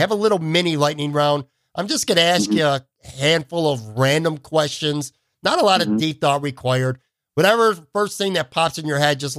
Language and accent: English; Buffalo, New York, United States; now in Florida, United States; I'm around the same age as you. I grew up upstate in Buffalo, New York. Like you, I actually live in Florida now too.